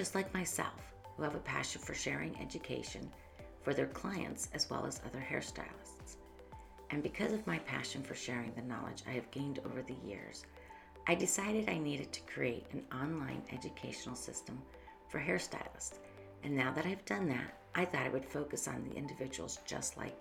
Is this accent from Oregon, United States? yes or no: no; Northeast Ohio, United States; moved away as an adult; now in Columbus, United States; I came from Northeast Ohio and moved down here to Columbus, Ohio in 1990 after graduating from cosmetology school